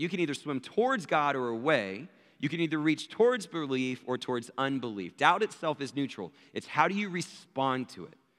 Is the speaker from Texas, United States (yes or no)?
yes; Abilene, Texas, United States; I was born in Abilene, Texas